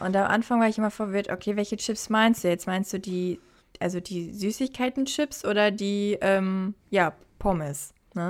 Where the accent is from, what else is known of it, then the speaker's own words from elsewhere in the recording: Germany; now in Australia; bei uns in Deutschland